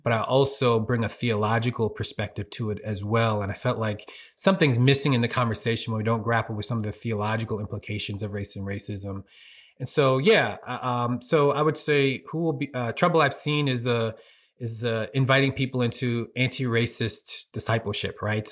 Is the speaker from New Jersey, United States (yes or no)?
no; Norristown, Pennsylvania, United States; moved away as an adult; also born or lived in Philadelphia, US (West Oak Lane, East Germantown); now in Harrisburg, United States; I'm originally from Philly or Norristown in particular. I lived in Norristown for fifteen years